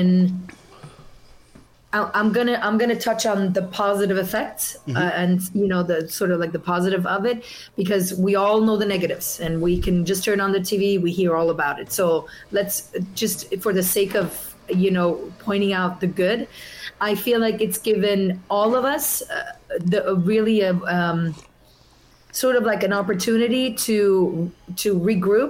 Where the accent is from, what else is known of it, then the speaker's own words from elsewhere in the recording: Zurich, Switzerland; English is a second language; moved away as an adult; also born or lived in Italy / New York; now in Los Angeles, United States; I'm originally from Italy, yeah. But I was raised in Zurich, Switzerland. So I spent my first 20 years in Switzerland